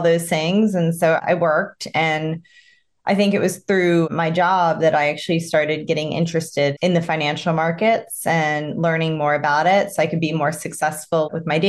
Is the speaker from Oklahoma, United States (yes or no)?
no; Tampa, Florida, United States; now in Greenwich, United States; So I'm a Florida native. I grew up in Florida